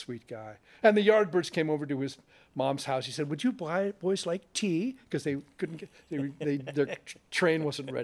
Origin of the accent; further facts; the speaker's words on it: Connecticut, United States; I grew up outside of New York in Connecticut